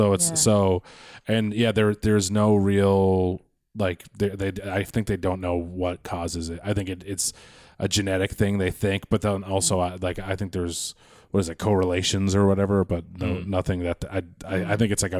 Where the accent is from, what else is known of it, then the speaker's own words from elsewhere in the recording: Quincy, Massachusetts, United States; moved away as an adult; now in Los Angeles, United States; I'm from Quincy, Massachusetts.